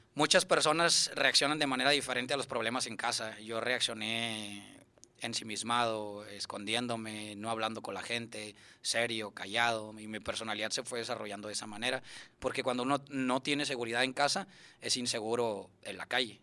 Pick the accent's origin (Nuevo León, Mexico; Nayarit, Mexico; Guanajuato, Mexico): Nuevo León, Mexico; Monterrey; Yo nací en, aquí en Monterrey